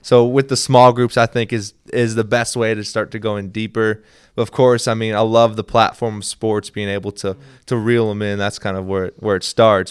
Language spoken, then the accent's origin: English; Minnesota, United States; moved away; also born or lived in Kentucky; I was raised in Minnesota